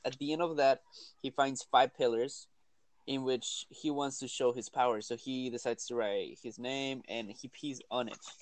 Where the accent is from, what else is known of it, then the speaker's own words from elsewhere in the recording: Peru; accent: thick accent; now in United States; in Peru we do eat llamas and we do eat guinea pigs